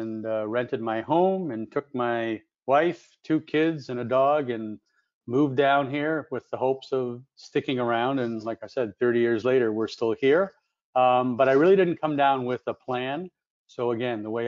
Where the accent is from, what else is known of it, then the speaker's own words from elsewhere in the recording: Toronto, Ontario, Canada; moved away as an adult; now in South Florida, United States; I grew up in Toronto and lived there until I moved to South Florida in 1991